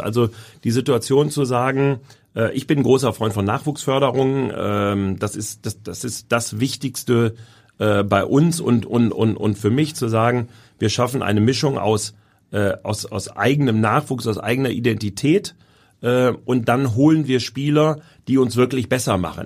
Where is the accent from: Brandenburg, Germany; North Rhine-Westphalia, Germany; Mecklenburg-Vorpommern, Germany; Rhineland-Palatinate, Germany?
North Rhine-Westphalia, Germany; Essen; moved away as an adult; also born or lived in Hamburg; now in Berlin, Germany; Das ist meine Heimat. Da habe ich nun mein Leben lang gelebt